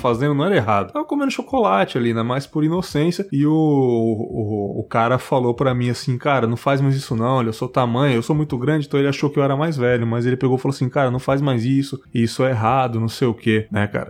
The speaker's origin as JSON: {"language": "Portuguese", "region": "São Paulo", "country": "Brazil", "tie": "born or raised there", "also_born_or_lived": "São Miguel Paulista, São Paulo", "said": "eu nasci em São Miguel, mas eu fui pro Cangaíba"}